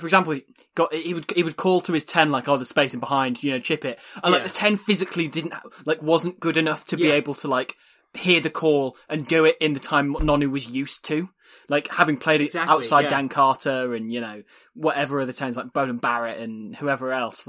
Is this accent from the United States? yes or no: no; Ireland; as an Irishman, that's Brian O'Driscoll has never got to.